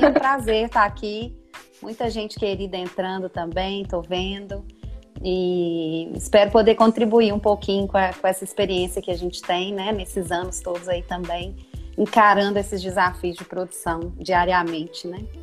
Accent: Ipatinga, Minas Gerais, Brazil; also born or lived in Belo Horizonte; voltar para minha cidade, né? Para Ipatinga, para minha cidade natal

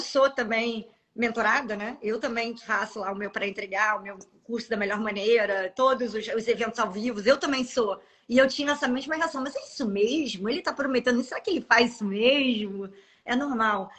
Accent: Rio de Janeiro, Brazil; eu sou carioca

